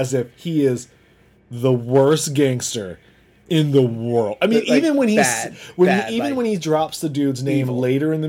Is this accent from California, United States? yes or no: yes; Southern California, United States; I'm from Southern California.